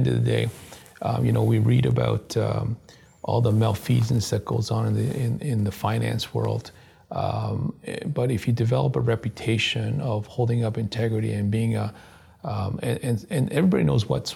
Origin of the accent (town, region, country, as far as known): Canada